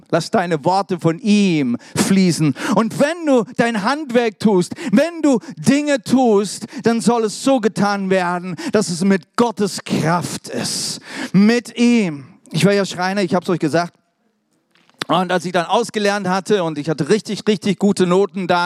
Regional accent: Germany; also born or lived in England; Also richtig deutsch, ne? Ihr wisst ja, ne? Übrigens bin ich auch Deutscher, ne?

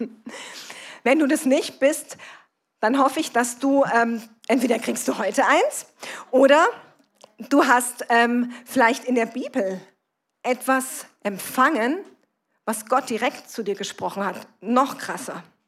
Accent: Kassel, Hesse, Germany; komme ich aus Kassel, bin verheiratet, wir haben zwei erwachsene Kinder

